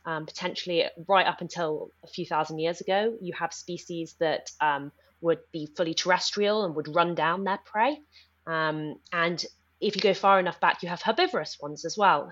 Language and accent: English; Nepal; moved away; I grew up in Nepal